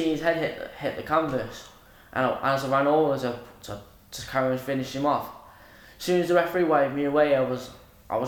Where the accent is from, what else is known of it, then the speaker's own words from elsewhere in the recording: Manchester, North West England, United Kingdom; I'm from Withenshaw.